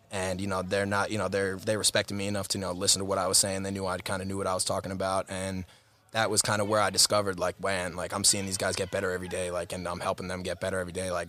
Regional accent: Greenlawn, New York, United States; I'm from Greenlawn, New York, uh, Harborfield School District, tiny little town in Huntington. Uh, grew up in the Harborfield District

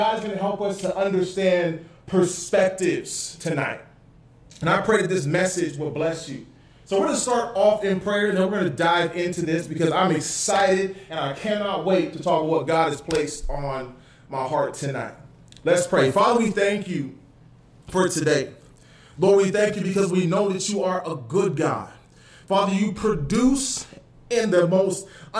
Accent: Canada; also born or lived in Florida, United States; now in California, United States; I'm Canadian.

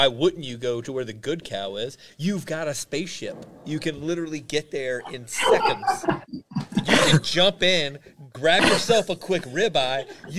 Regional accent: Alabama, United States; I'm from Alabama.

